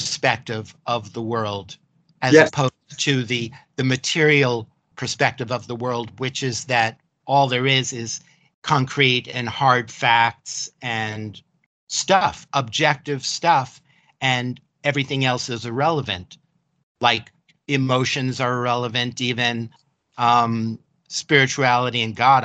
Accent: New York City, New York, United States; I grew up in Manhattan, New York City

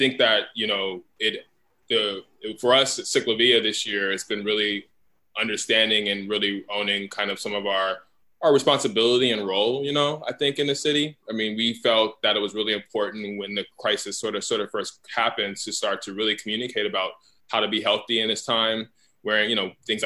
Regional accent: Los Angeles, California, United States; a kid who was born and raised on Crenshaw Boulevard in South

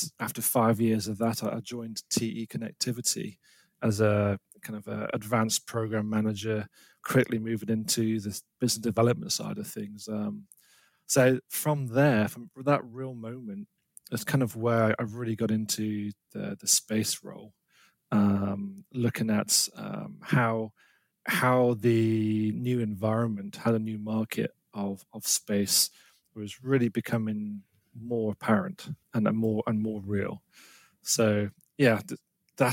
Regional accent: United Kingdom; I'm British. I'm based in the UK

